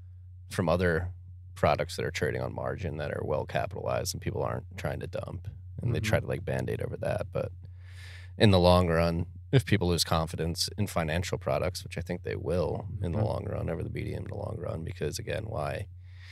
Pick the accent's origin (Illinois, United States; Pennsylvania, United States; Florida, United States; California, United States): Pennsylvania, United States; Philadelphia; I'm from Philadelphia